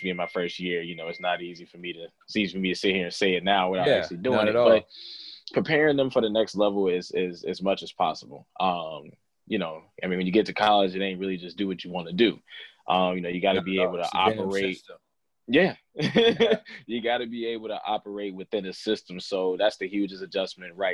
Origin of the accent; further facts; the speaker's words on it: Gary, Indiana, United States; we both from Gary, Indiana, I come from Tolleston